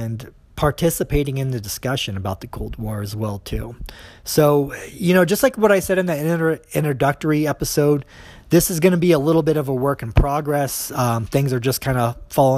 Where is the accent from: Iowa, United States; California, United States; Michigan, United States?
Iowa, United States; Des Moines; I grew up in Des Moines